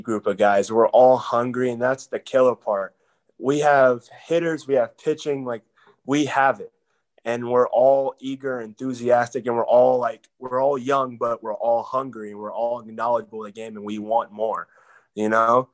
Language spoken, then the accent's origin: English; Texas, United States; I'm from Texas, so Texas boys gotta have the truck.